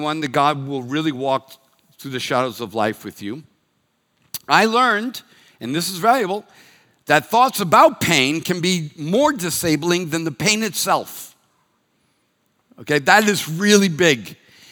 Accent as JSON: {"language": "English", "town": "Reading", "region": "Massachusetts", "country": "United States", "tie": "born or raised there", "first_language": "English", "moved": "yes", "said": "I'm from Reading, Massachusetts"}